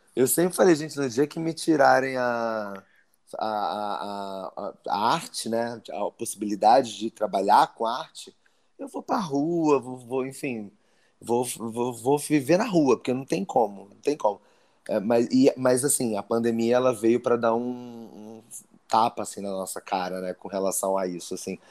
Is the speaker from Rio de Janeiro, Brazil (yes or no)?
yes; Rio de Janeiro, Brazil; accent: carioca; moved away as an adult; now in Brasília, Brazil; eu sou do Rio, né? Minha família é toda de lá ainda. Eu morava no Meier, eu sou nascido lá no Meier, criado no